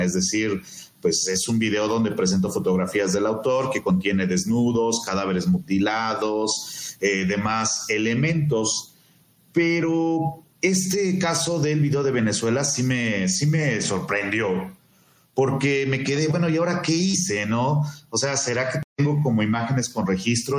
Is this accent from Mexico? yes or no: yes; Mexico